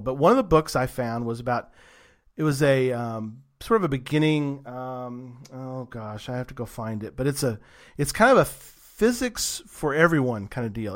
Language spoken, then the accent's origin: English; Texas, United States; I'm from Texas